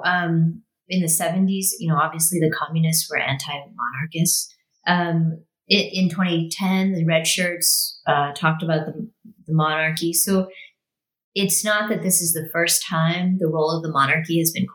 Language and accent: English; Bangkok, Thailand; now in California, United States; I was born and raised in Bangkok, educated only in English. I went to an international school